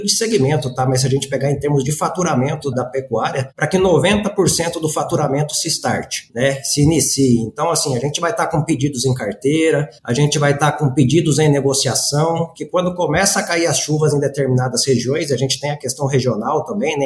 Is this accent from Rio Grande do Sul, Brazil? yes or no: no; Campo Grande, Mato Grosso do Sul, Brazil; sou campo-grandense de nascimento